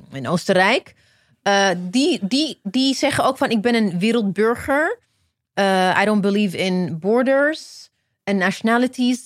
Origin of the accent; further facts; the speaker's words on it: Ethiopia; now in Netherlands; ik ben in Ethiopië geboren